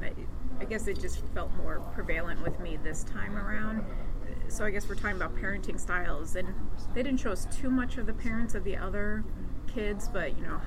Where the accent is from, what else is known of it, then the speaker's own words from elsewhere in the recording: Poughkeepsie, New York, United States; I'm from Poughkeepsie, New York